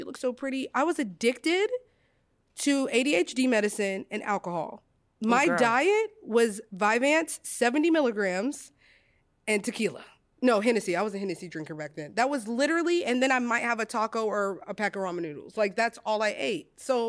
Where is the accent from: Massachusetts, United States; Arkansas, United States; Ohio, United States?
Arkansas, United States; Monticello; I grew up in Monticello, Arkansas, babes. Like, we ate gizzards, pig feet.